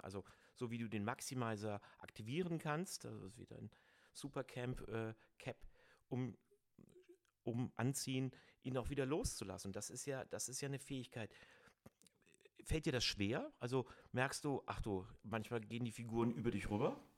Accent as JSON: {"language": "German", "town": "Cologne", "region": "North Rhine-Westphalia", "country": "Germany", "said": "Ich bin ein Kölner"}